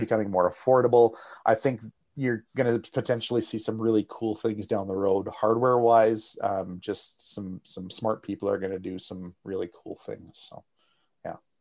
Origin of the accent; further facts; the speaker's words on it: Canada; as a Canadian